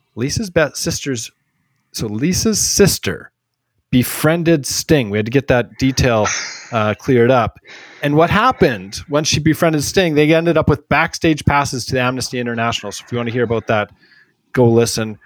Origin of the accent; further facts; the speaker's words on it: British Columbia, Canada; I'm from British Columbia.